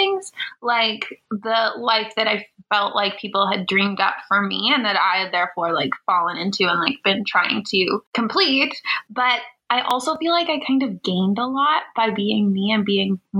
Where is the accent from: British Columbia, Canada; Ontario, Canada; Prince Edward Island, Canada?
Prince Edward Island, Canada; I grew up in a very small town. I'm actually from Prince Edward Island